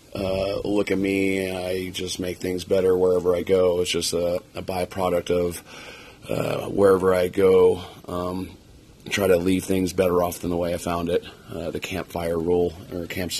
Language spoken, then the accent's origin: English; near Red Rocks, Colorado, United States; I grew up near Red Rocks, Colorado, in the foothills